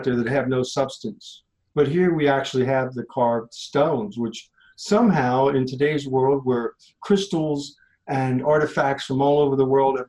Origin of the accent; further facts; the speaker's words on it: Lancaster, Pennsylvania, United States; I'm from Lancaster, Pennsylvania, LAPA